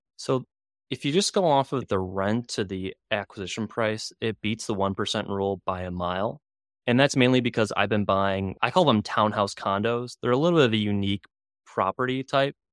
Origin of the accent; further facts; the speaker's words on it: Chicago, Illinois, United States; growing up in Chicago, you couldn't get anything